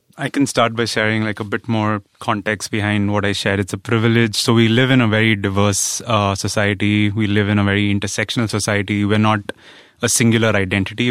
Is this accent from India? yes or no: yes; India; growing up in India, where I grew up in a middle class family